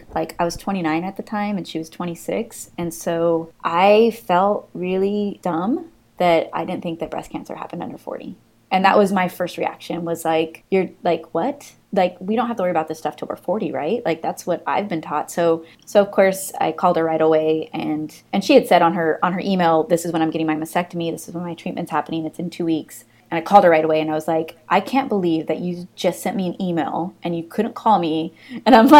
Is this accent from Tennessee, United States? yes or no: no; California, United States; moved away as an adult; also born or lived in Montclair, New Jersey; I'm from California